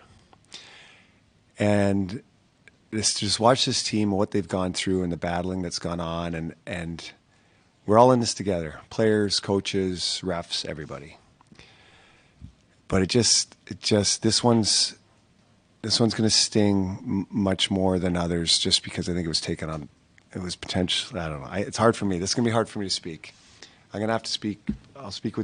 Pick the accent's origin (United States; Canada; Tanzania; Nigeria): Canada; being a Canadian kid growing up